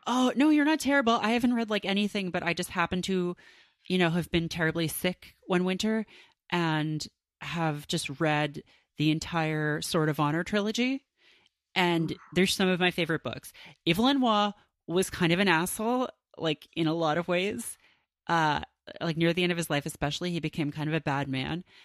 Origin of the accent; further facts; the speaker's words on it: Canada; growing up in Canada